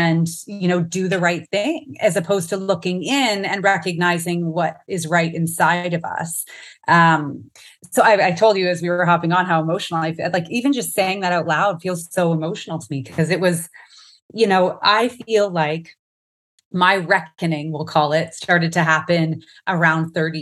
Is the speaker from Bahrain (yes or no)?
no; Canada; now in Phoenix, United States; I am a Canadian, but also American now. I live in the US. In the Phoenix area, but Canada is my heart for sure.